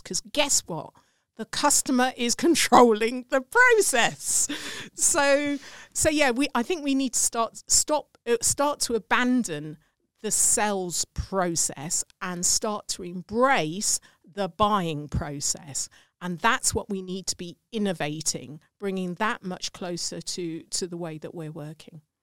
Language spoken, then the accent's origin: English; England, United Kingdom; accent: English; my English accent